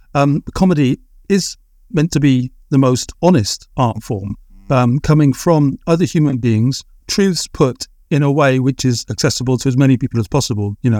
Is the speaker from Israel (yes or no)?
no; England, United Kingdom; possibly being English